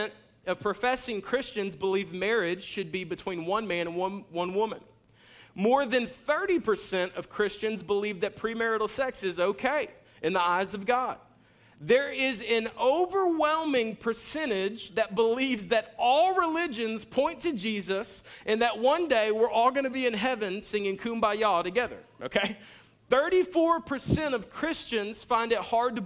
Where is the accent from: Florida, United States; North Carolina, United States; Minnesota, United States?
Florida, United States; Jacksonville; I'm from Jacksonville